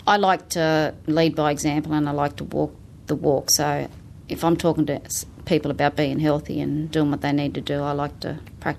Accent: Moree, New South Wales, Australia; now in Newcastle, Australia; Moree. I'm a Moree girl. Been in Newcastle 15 years, but yeah, my mum and family are still in Moree, so I still visit regularly out that way.

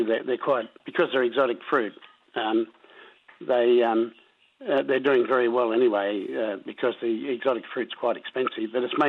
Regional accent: Townsville, Queensland, Australia; from Palarinda in Queensland.

